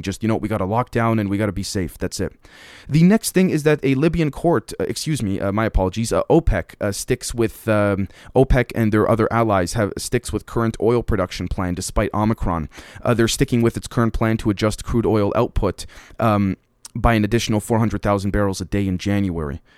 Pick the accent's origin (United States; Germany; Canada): Canada; me being a Canadian here in the West